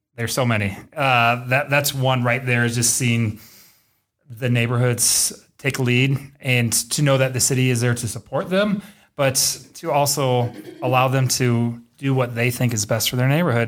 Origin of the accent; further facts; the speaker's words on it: Davenport, Iowa, United States; also born or lived in Waterloo, Iowa / Cedar Falls, Iowa / Denison, Iowa; I am from Davenport, proud Davenport Central Blue Devil